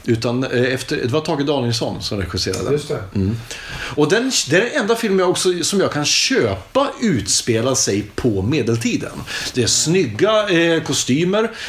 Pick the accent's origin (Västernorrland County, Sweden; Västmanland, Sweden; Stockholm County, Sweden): Stockholm County, Sweden; Stockholm; Jag kommer från Stockholm, låter som en gammal bänkalkis.